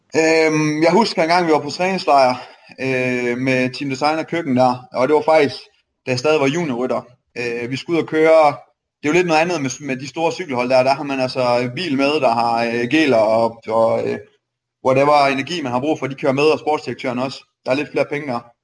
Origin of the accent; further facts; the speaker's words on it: Aarhus, Central Denmark Region, Denmark; also born or lived in Silkeborg; Jeg er født og opvokset i Aarhus, og så øh, flyttede vi til Silkeborg, da jeg blev 14, tror jeg